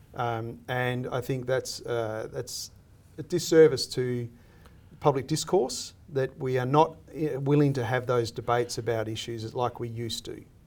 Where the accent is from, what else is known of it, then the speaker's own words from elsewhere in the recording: Australia; I see myself as an Australian